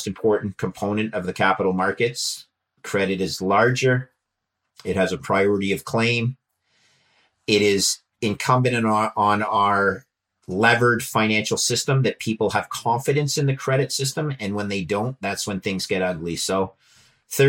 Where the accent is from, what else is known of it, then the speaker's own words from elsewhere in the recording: Montreal, Quebec, Canada; I grew up in Montreal and was an engineer.